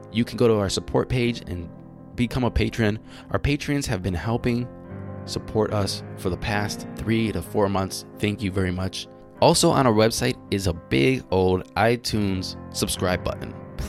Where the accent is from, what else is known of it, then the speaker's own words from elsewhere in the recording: Cleveland, Ohio, United States; born there; I was born in Cleveland.